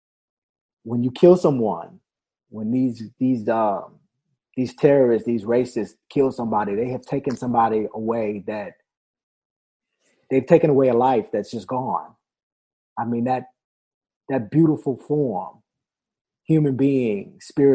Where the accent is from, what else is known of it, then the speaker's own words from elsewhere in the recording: Washington, District of Columbia, United States; When I was growing up in Washington, D.C.